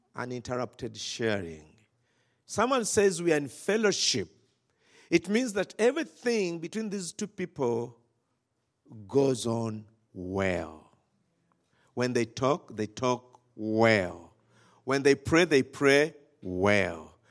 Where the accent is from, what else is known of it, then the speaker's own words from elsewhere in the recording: Rakai, Central Region, Uganda; we come from Rakai